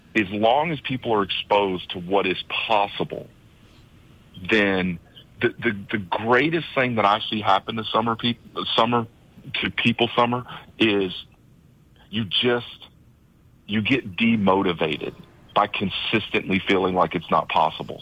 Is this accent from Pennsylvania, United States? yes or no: no; Birdie, south of Atlanta, Georgia, United States; moved away as an adult; now in St. Croix, U.S. Virgin Islands; I grew up in Birdie, which um, is a farm town south of Atlanta.